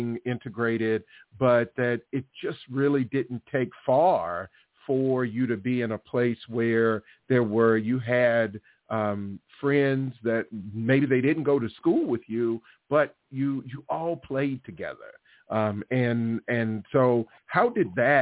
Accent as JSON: {"language": "English", "town": "Muscle Shoals", "region": "Alabama", "country": "United States", "tie": "born or raised there", "also_born_or_lived": "Louisiana", "moved": "as an adult", "said": "I'm born and raised in Alabama"}